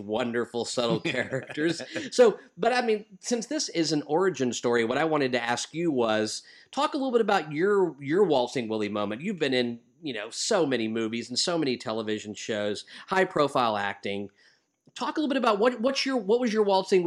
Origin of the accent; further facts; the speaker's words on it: Texas, United States; growing up in Texas, Gil and I both grew up in Texas